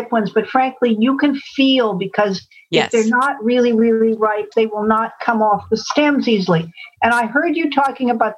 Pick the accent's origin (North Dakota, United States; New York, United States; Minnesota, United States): New York, United States; Syracuse and Buffalo area; now in about an hour and a half south of Albany, United States; I grew up there